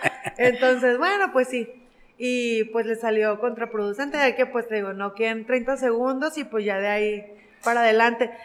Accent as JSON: {"language": "Spanish", "country": "Mexico", "said": "soy la primera mexicana"}